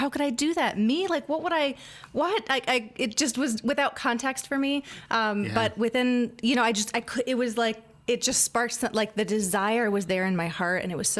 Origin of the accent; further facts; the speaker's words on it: Ann Arbor, Michigan, United States; I'm from Ann Arbor, townie, okay. Very proud. There's not very many of us. Most people in Ann Arbor are transplants, but I am a real person from Ann Arbor. That's where I'm from.